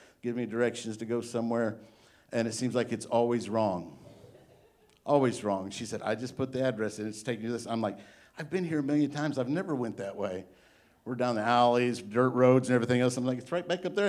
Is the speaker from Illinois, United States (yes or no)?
yes; Illinois, United States; now in Arkansas, United States; I'm from Illinois